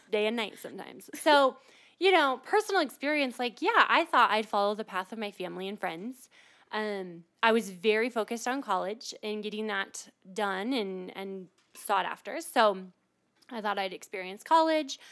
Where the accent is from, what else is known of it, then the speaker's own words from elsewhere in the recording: Midwest, United States; moved away as an adult; now in Colorado, United States; I was born and raised in the Midwest, and I moved out here to explore Colorado